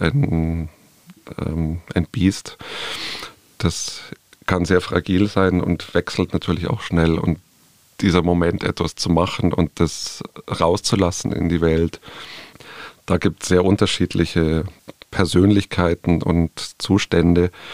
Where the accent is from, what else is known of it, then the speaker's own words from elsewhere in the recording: Munich, Bavaria, Germany; Tirol ist mir als Bayer, der sozusagen seine Kindheit irgendwie in den bayerischen und Tiroler Alpen irgendwie auch verbracht hat, eingeimpft und sehr vertraut. Und nichtsdestotrotz bin ich irgendwie halt ein Städter und ein Münchner